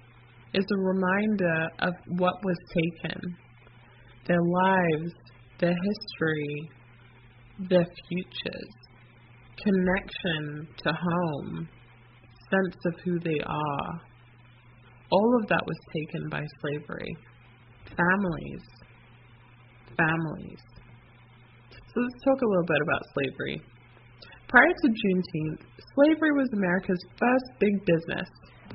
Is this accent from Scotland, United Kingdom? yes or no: no; London, United Kingdom; also born or lived in United States; My family is from Jamaica on both sides. I was born in London, and I grew up between the U.S. and the U.K.